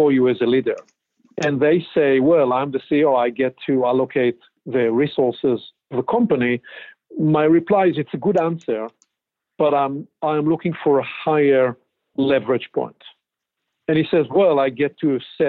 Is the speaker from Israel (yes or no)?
yes; Israel; moved away as an adult; now in Pacific Northwest, United States; born and raised in Israel.